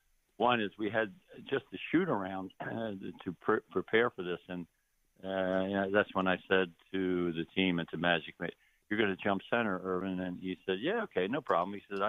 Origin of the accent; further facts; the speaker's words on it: Philadelphia, Pennsylvania, United States; especially winning the championship in my hometown of Philadelphia.